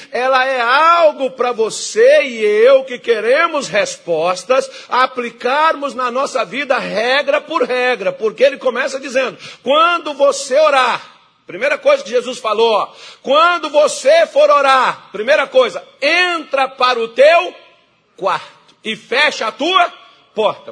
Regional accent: Brasília de Minas, Minas Gerais, Brazil; born or raised there; moved away; also born or lived in São Francisco River (birthplace)

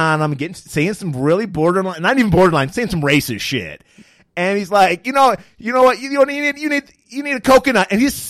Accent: Pontiac, Michigan, United States; I grew up literally 5 blocks away from the Pontiac Silverdome.

